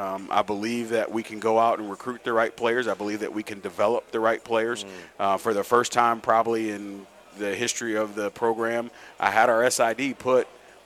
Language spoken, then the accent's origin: English; St. Louis, Missouri, United States; To those teams outside of just, I'm from St. Louis, I'm a Cardinal fan